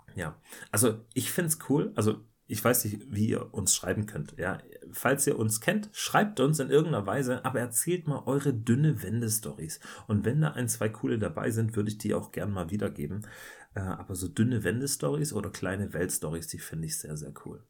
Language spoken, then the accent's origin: German; Germany; als Deutscher